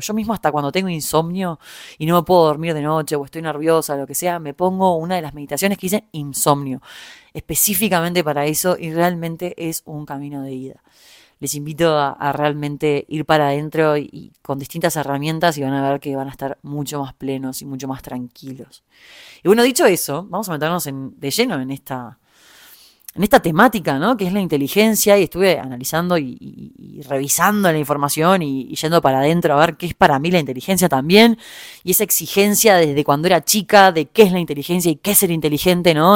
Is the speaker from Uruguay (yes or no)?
yes; Uruguay; moved away as an adult; also born or lived in Germany / Argentina; now in Mexico; soy uruguaya